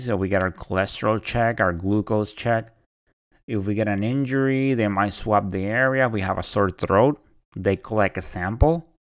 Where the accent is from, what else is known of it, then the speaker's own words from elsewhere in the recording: Puerto Rico; moved away as an adult; also born or lived in Orlando, Florida; I am originally from Puerto Rico. I was born and raised there until I joined the Navy.